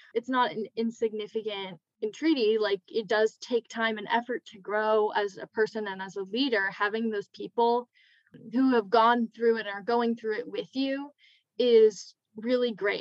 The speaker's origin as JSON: {"language": "English", "region": "California", "country": "United States", "moved": "as an adult", "said": "I'm from California"}